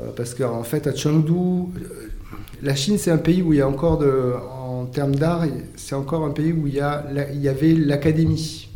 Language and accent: French; Argelès-Gazost, Occitania, France; moved away; je suis un jeune bigourdin parce que il se trouve que quand j'ai grandi à Argelès